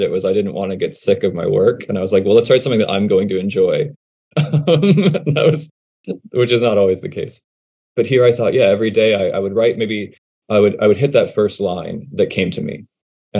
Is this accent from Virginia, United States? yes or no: yes; Charlottesville, Virginia, United States; moved away as an adult; also born or lived in Los Angeles; my hometown of Charlottesville, Virginia, which is that's where I grew up